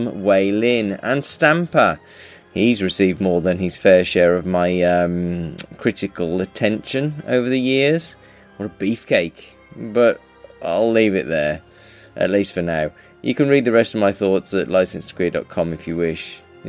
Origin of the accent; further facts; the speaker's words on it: United Kingdom; we are British